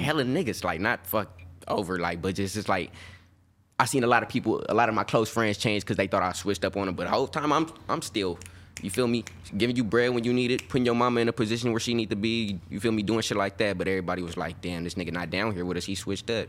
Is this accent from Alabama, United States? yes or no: yes; Birmingham, Alabama, United States; now in California, United States; I'm from Birmingham, Alabama